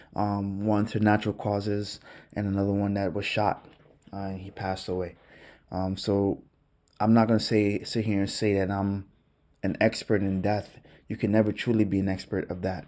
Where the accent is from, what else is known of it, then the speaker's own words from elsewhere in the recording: New York City, New York, United States; growing up in Brooklyn